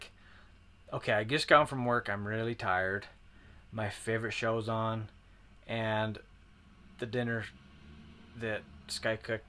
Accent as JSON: {"language": "English", "region": "Utah", "country": "United States", "said": "We're from Utah, so we do say crick"}